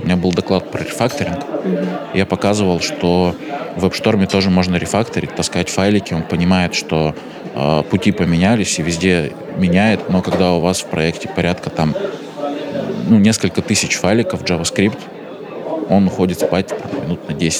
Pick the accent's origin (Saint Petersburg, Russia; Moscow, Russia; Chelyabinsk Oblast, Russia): Chelyabinsk Oblast, Russia; Chelyabinsk; Я из Челябинска сам, там Уральские горы